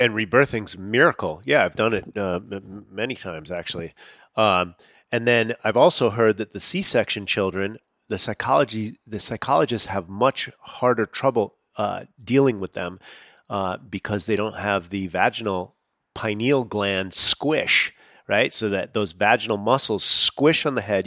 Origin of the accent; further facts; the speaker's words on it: United States; growing up as an American on processed foods